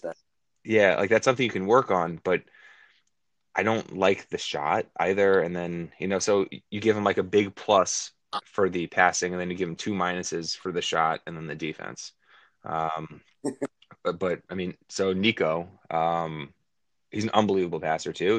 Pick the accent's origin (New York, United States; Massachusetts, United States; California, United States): New York, United States; I grew up in New York. I still live in New York.